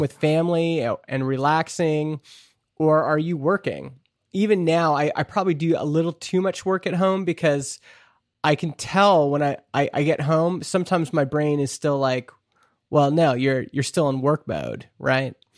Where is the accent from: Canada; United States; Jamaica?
Canada; me being a Canadian shareholder in this American company